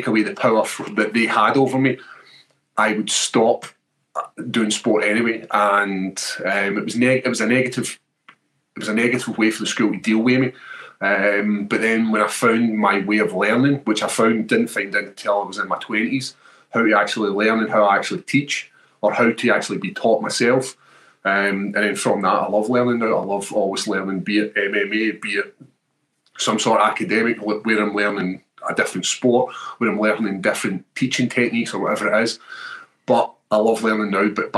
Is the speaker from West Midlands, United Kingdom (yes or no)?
no; Airdrie, Scotland, United Kingdom; my hometown when Bruce Buffer calls Airdrie